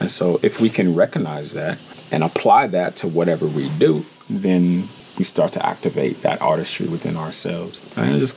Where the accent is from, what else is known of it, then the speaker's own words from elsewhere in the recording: San Francisco, California, United States; moved away as an adult; also born or lived in Oakland, California; now in Bali, Indonesia; when I moved to Oakland from San Francisco